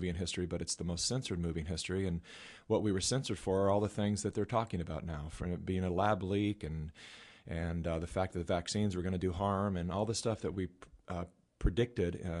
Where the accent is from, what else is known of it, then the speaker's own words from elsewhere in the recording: California, United States; I was born and raised in California